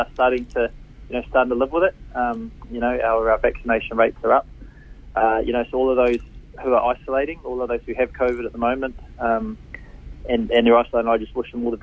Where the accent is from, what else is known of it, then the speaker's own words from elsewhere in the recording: Hamilton, Waikato, New Zealand; growing up in Hamilton, doing a paper run in the morning, used to deliver the Waikato Times